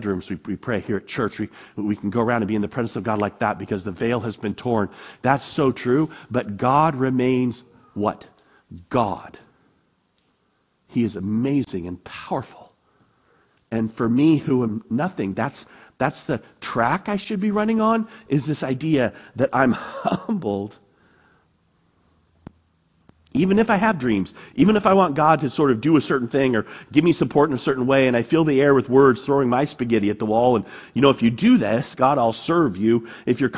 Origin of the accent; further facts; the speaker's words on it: United States; I'm an American.